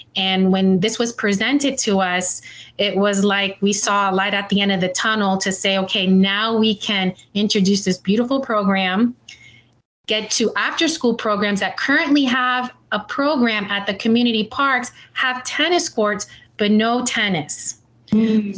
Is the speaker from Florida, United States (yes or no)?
yes; Miami, Florida, United States; I'm born and raised. I'm a homegrown Miami uh, girl at heart